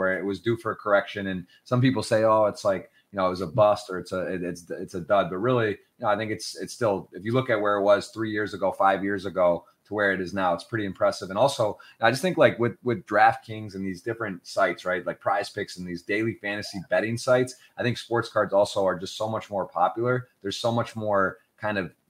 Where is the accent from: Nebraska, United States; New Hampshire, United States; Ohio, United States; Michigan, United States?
Michigan, United States; I'm from Michigan